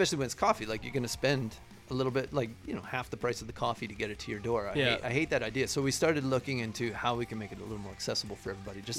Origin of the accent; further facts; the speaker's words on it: Stony Plain, Alberta, Canada; I grew up just outside of Edmonton.